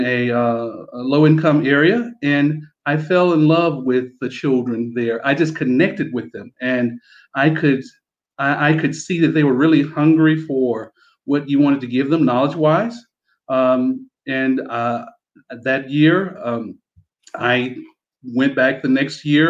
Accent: Mississippi, United States; also born or lived in Florida; now in United Arab Emirates; me and my wife, we're from Mississippi originally. That's where our roots are from

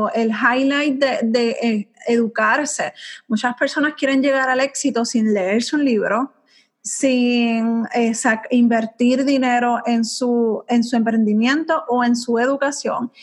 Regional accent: Puerto Rico; yo no me veo fuera de mi isla bella. O sea, yo amo mi isla.

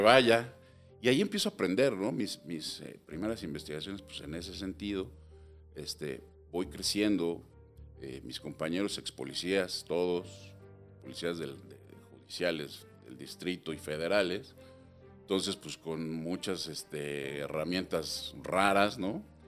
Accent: Mexico City, Mexico; nací en la Ciudad de México

